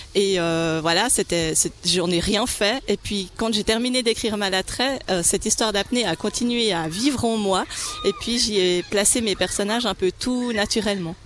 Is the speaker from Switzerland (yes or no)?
yes; Romandy, Switzerland; accent: Swiss French (helvétismes); j'écris de Suisse romande, en Suisse romande